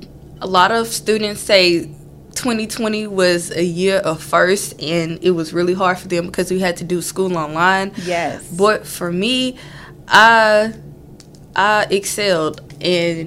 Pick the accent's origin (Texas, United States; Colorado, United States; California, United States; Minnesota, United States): Texas, United States; Beaumont; I'm from Beaumont, Texas, right down the street, literally 5 minutes away from campus